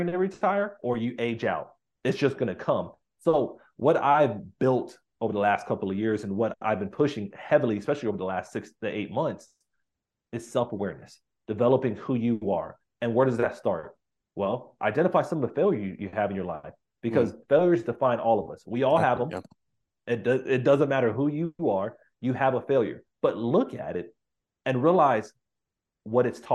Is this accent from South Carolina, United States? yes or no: no; Miami, Florida, United States; I grew up in Miami, Florida